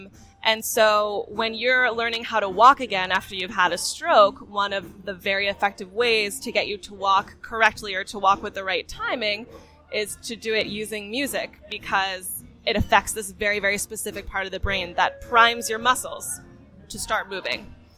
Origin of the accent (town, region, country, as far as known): Connecticut, United States; now in Boston, United States